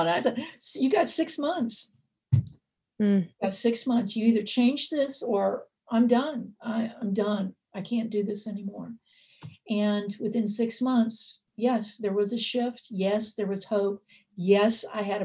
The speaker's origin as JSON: {"language": "English", "region": "the South", "country": "United States", "tie": "born or raised there"}